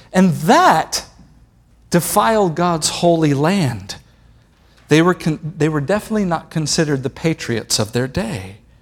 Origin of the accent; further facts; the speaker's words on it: Italy; I come from Italy, and Italy's Roman Catholic